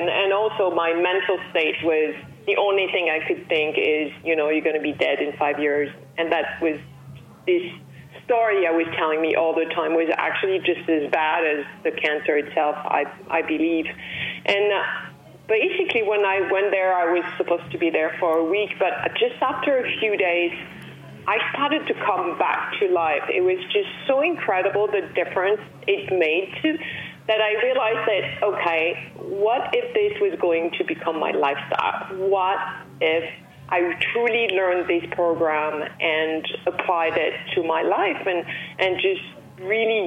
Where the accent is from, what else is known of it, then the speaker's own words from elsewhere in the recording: Paris, Île-de-France, France; moved away as an adult; now in Los Angeles, United States; I was born and raised in Paris, and then I fell in love with California, and I moved to California with the new millennium